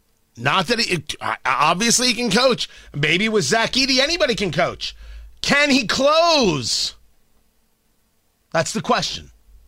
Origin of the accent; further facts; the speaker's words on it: New Jersey, United States; now in Indiana, United States; growing up in Jersey